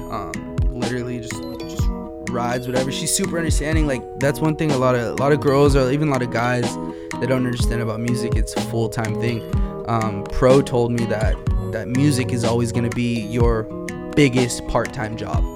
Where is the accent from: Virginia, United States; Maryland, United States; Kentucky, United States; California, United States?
California, United States; Wilmington; also born or lived in Boulder, Colorado; we're all from Wilmington.